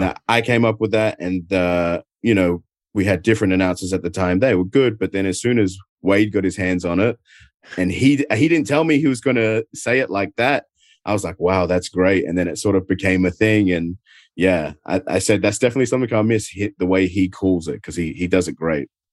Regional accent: Adelaide, South Australia, Australia; accent: Adelaide; moved away as an adult; now in United States; my hometown of Adelaide

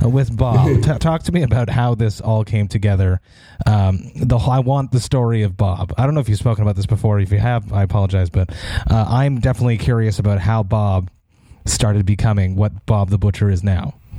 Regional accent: Montreal, Quebec, Canada; I'm from Montreal

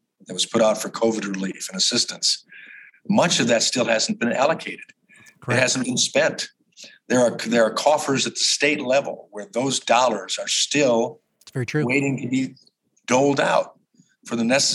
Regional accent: Chicago, Illinois, United States; moved away; I grew up in Chicago

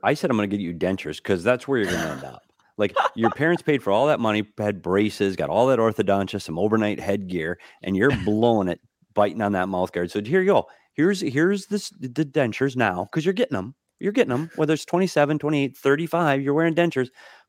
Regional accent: Minnesota, United States; Well, for me, it's growing up in Minnesota, it's always about the white Christmas, and it's always snow and snowstorms

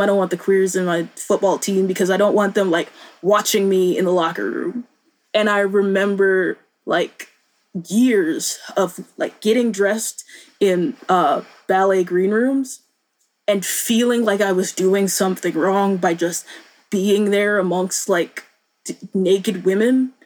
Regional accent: Boone, North Carolina, United States; moved away; I grew up in Boone, North Carolina, in very conservative purity culture

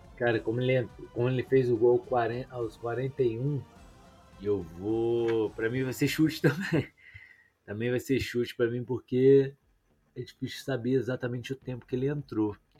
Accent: Juiz de Fora, Minas Gerais, Brazil; Eu sou de Juiz de Fora, né? Um pouquinho perto do Rio

